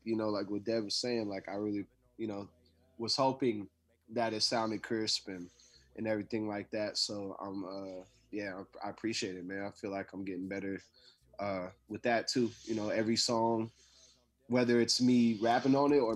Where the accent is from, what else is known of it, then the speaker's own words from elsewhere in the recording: Portland, Oregon, United States; that's where I'm from. I'm from St. John's, from North Portland.